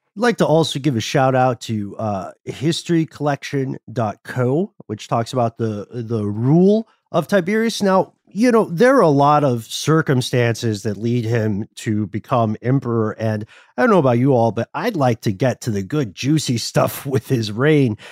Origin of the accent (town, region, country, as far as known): Atlanta, Georgia, United States